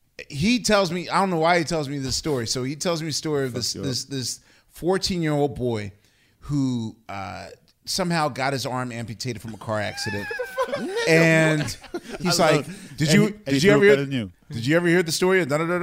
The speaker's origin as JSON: {"language": "English", "town": "Philadelphia", "region": "Pennsylvania", "country": "United States", "said": "I'm from Philly"}